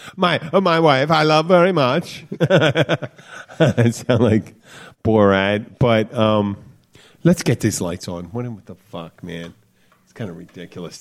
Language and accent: English; the Florida Keys, United States; grew up together down here pretty much. I guess that's what you do in the Keys.